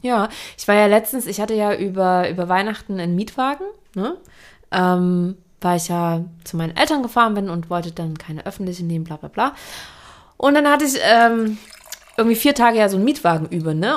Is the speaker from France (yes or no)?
no; Saxony, Germany; ich komme ja aus Sachsen